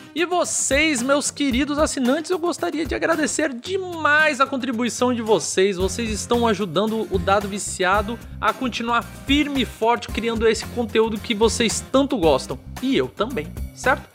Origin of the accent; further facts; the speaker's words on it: Brazil; eu sou brasileiro